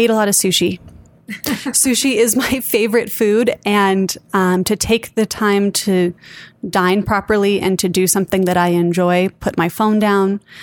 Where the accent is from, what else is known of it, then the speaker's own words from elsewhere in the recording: Santa Fe, New Mexico, United States; born and raised in Santa Fe, New Mexico